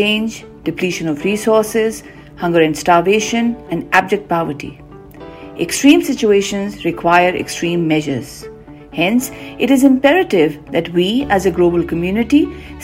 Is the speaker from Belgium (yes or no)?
no; Pakistan; from Pakistan